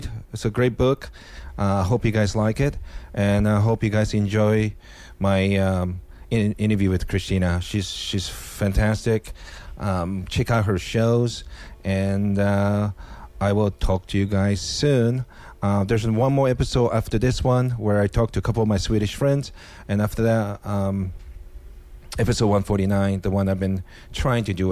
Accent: Japan; also born or lived in Seattle; now in United States; ethnically Korean, growing up in Japan

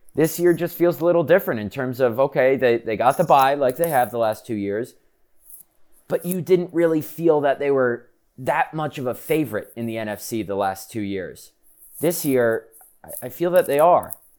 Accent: United States; I'm from the New York City, Connecticut area

